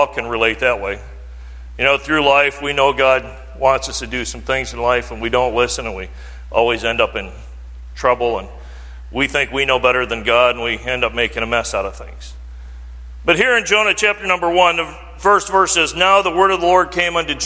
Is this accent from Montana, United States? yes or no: no; Mayville, Michigan, United States; moved away; I grew up over in Mayville as a young man, and my parents still live over there